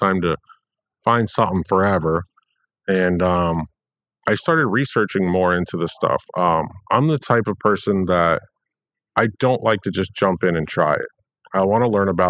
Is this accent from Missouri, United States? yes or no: no; Delray Beach, Florida, United States; I grew up in Delray Beach, Florida